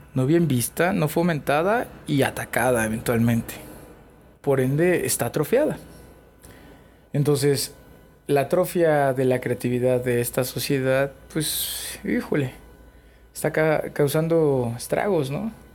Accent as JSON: {"language": "Spanish", "region": "Chiapas", "country": "Mexico", "moved": "yes", "said": "yo soy de Chiapas"}